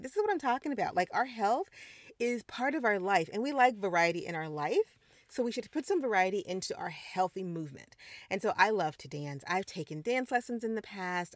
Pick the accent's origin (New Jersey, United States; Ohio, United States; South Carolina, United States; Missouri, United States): Missouri, United States; moved away; also born or lived in Caribbean; I'm a Midwestern girl, I grew up in Missouri